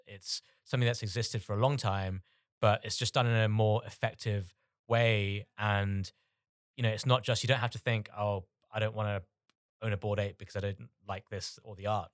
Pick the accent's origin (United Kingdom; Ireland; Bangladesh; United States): Bangladesh; moved away; I'm originally from Bangladesh.